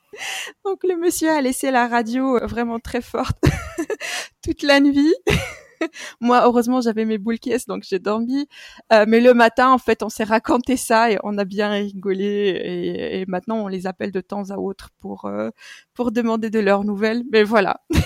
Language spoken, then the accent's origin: French; Morocco; moved away; Le Maroc est mon pays d'origine